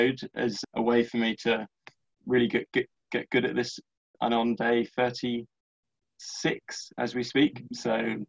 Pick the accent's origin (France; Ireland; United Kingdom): United Kingdom; London; I'm from London